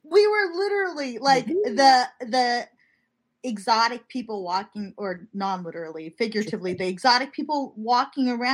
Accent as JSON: {"language": "English", "region": "Montana", "country": "United States", "tie": "born or raised there", "moved": "yes", "lives_now": "San Bernardino, United States", "said": "I was born in Montana."}